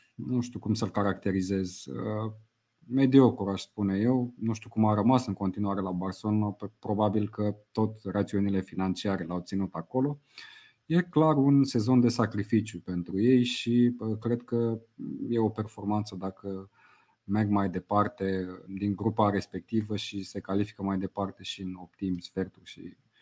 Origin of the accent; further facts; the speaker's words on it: Romania; noi ca români